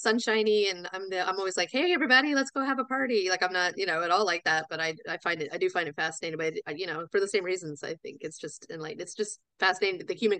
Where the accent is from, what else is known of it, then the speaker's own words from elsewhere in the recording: Florida, United States; now in Frederick, United States; I grew up in South Florida. So to go anywhere, we went through Atlanta, because, you know, I growing up thought, oh, everyone flies through Atlanta because that's what you do.